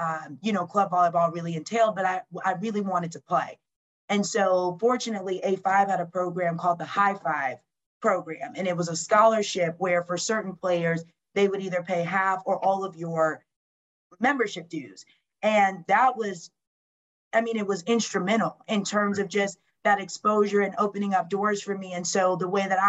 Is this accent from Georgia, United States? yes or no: yes; Lawrenceville, Georgia, United States; moved away as an adult; also born or lived in Orlando, Florida / Michigan / Wisconsin; being from Lawrenceville, Georgia, which is literally 45 minutes from Athens